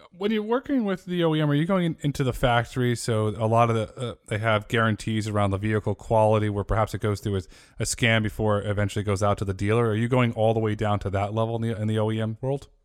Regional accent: Northeast, United States; I grew up in the Northeast

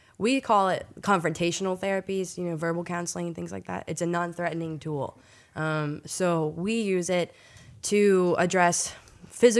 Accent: southern Pennsylvania, United States; now in New Orleans, United States; I grew up in Pennsylvania, southern Pennsylvania.

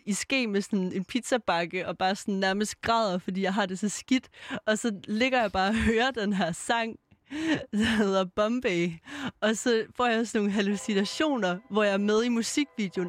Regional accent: Aarhus, Central Denmark Region, Denmark; now in Copenhagen, Denmark; Det har jeg jo også her i København, og jeg er jo fra Aarhus

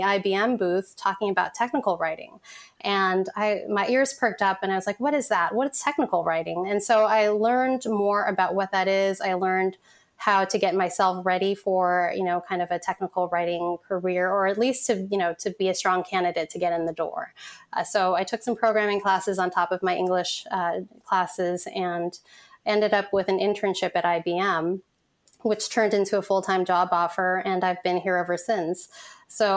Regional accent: San Francisco, California, United States; also born or lived in Vietnam; at the age of one, I came to this country and to San Francisco specifically as a refugee

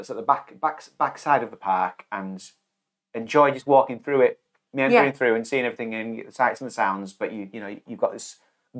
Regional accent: United Kingdom; Because we're British

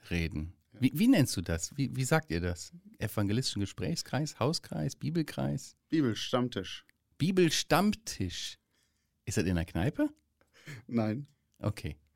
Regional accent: Müllenbach, Germany; nicht so weit weg von uns, wo wir herkommen, wo ich herkomme aus Müllenbach.

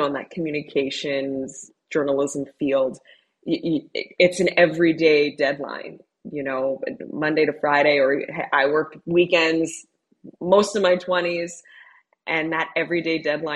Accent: Southern Ontario, Canada; I grew up in Southern Ontario

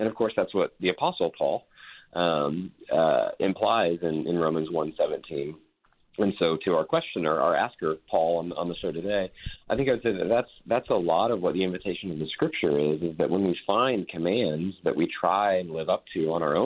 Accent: Texas, United States; I was raised in Texas. We mentioned that I live in Fort Worth.

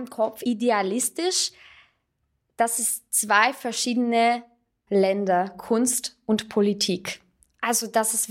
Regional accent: Russia; German is a second language; now in Salzburg, Austria; ich bin ähm, eigentlich Armenierin, ich bin in Russland aufgewachsen und ähm, aber ich habe ein russisches Passport

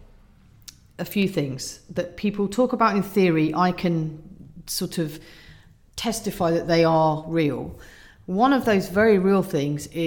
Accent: Surrey, South East England, United Kingdom; I grew up in Surrey in a nice cul-de-sac

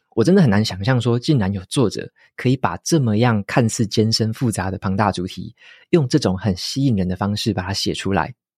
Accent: Taiwan; 特别是身为台湾人的我们

